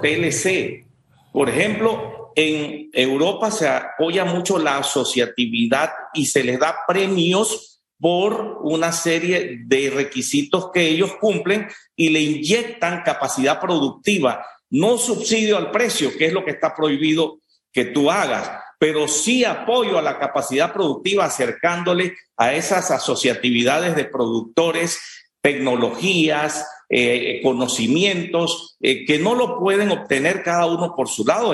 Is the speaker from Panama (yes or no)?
yes; Panama; nosotros como panameños